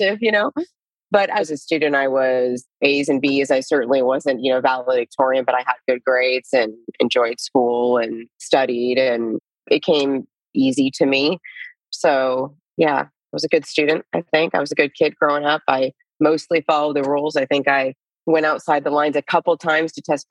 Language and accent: English; Lewiston, Idaho, United States; also born or lived in Florida; now in Austin, United States; So I grew up in Lewiston, Idaho, a very small town in the panhandle of Idaho